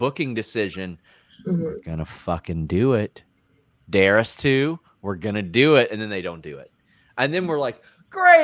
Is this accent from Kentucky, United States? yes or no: yes; near Lexington, Kentucky, United States; moved away; you're from Kentucky, probably about Lexington, which I live an hour from there, and now I live here.